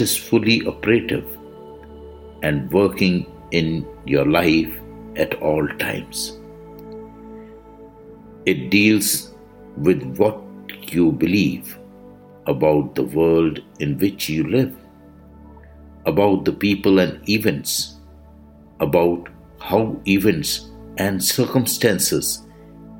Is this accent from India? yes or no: yes; India; I am the Indian monk.